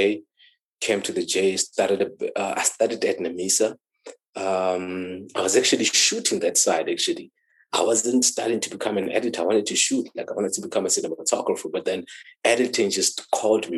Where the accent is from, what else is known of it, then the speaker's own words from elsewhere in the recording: Thaba Nchu, Free State, South Africa; I'm from that side. That's where I grew up. That's where I was born